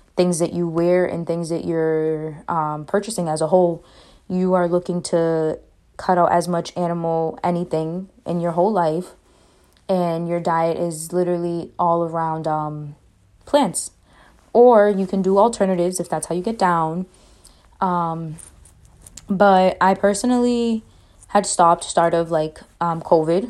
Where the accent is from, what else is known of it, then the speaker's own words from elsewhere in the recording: Boston, Massachusetts, United States; I'm from Boston, Mass.